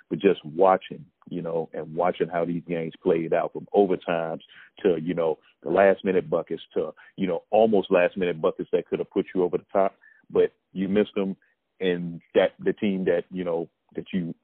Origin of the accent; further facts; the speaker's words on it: Chicago, Illinois, United States; I'm from Chicago